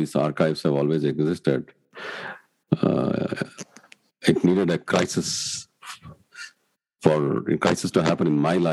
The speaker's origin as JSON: {"language": "English", "region": "Karnataka", "country": "India", "said": "I am from Karnataka."}